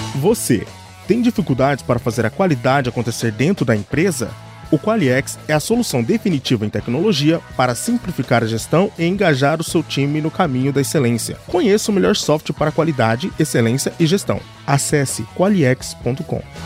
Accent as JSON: {"language": "Portuguese", "town": "João Pessoa", "region": "Paraíba", "country": "Brazil", "said": "Eu sou de João Pessoa, na Paraíba"}